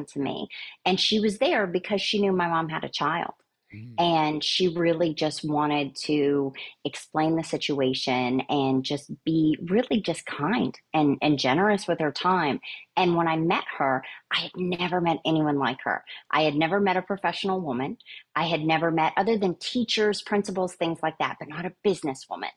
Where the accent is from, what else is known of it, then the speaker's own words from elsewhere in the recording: Soddy-Daisy, Tennessee, United States; I grew up in a tiny little town in Tennessee that I think earned its map dot maybe over the last 10 to 15 years, called Soddy Daisy